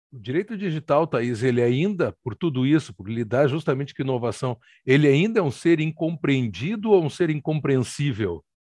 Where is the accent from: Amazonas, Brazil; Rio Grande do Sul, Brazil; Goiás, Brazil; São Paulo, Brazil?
Rio Grande do Sul, Brazil; Porto Alegre; a minha muito valorosa e leal Porto Alegre, onde nasci faz quase 57 anos